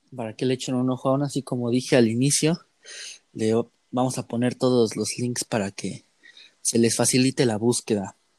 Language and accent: Spanish; Mexico; nosotros como mexicanos